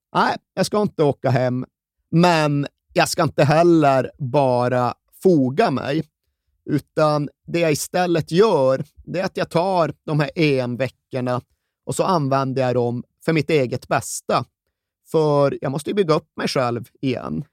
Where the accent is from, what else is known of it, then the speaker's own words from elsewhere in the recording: Sweden; vi svenskar